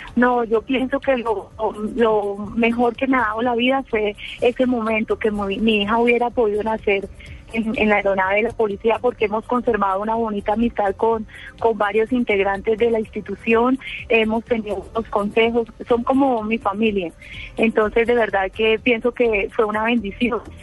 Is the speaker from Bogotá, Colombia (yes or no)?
no; Huila, Colombia; also born or lived in Neiva; nosotros somos del departamento del Huila